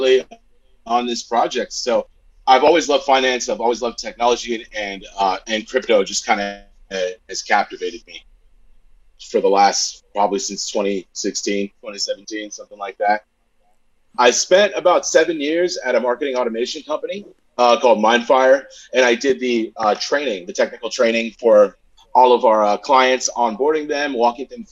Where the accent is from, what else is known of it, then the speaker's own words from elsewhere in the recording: Southern California, United States; I'm from Southern California, born and raised